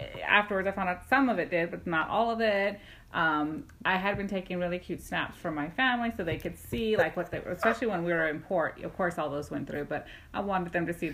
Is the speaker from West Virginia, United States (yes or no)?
no; Texas, United States; we're from Texas